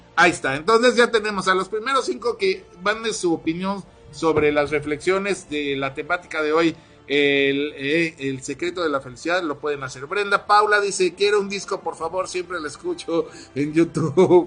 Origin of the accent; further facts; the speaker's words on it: Ciudad del Carmen, Campeche, Mexico; nuestros queridísimos paisanos ahí en Ciudad del Carmen, de donde yo soy, soy Carmelita